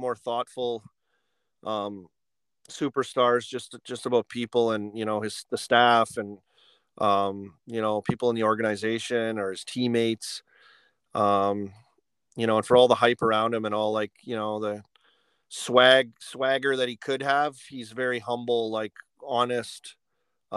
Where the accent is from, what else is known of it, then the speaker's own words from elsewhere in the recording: Saskatoon, Saskatchewan, Canada; moved away; also born or lived in Lloydminster; I was born in Lloydminster and grew up in Saskatoon is where I'm really from and grew up there